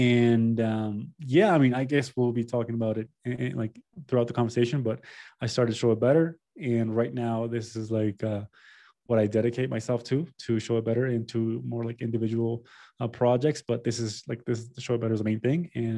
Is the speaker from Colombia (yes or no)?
yes; Colombia; I am from Colombia. I am an architect. I graduated from architecture school in 2015. I live in Bogota.